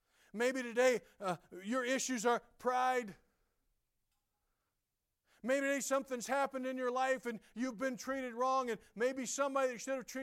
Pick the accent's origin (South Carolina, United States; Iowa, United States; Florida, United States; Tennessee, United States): South Carolina, United States; I'm a hick. I grew up in South Carolina.